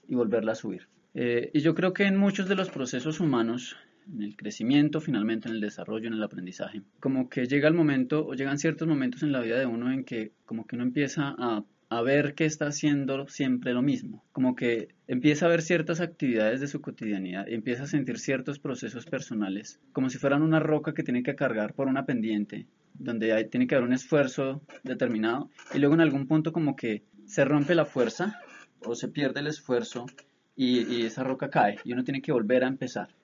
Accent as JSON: {"language": "Spanish", "town": "Bogotá", "region": "Bogotá Capital District", "country": "Colombia", "said": "somos todos los bogotanos"}